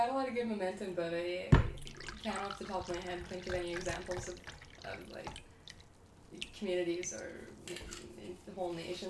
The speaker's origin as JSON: {"language": "English", "town": "Winnipeg", "region": "Manitoba", "country": "Canada", "said": "And they, like, knew I was from Winnipeg"}